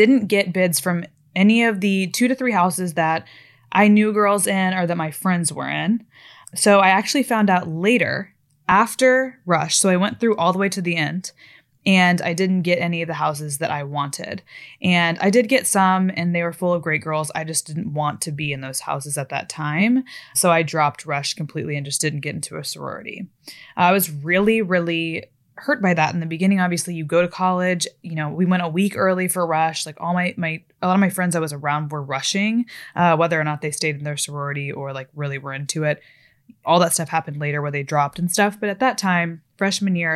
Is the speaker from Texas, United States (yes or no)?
yes; Fort Worth, Texas, United States; also born or lived in Florida; growing up in Florida and in Texas, especially later in Texas in Fort Worth.